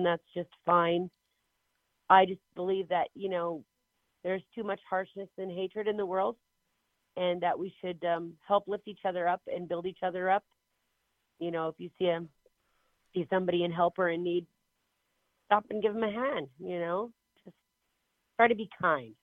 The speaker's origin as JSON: {"language": "English", "town": "Inchelium", "region": "Washington", "country": "United States", "tie": "born or raised there", "said": "I was born and raised on the Inchilim, in Inchilim on the Caldwell Indian Reservation here in Washington State."}